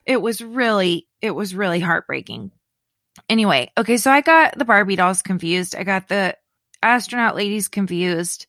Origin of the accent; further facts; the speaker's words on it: Leesburg, Florida, United States; moved away; I was born, my hometown, Leesburg, is like a little over an hour from Cape Canaveral